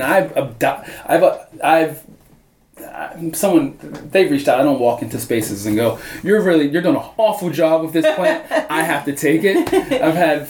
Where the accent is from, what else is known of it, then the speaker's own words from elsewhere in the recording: Baltimore, Maryland, United States; growing up in Baltimore, growing up in the U.S.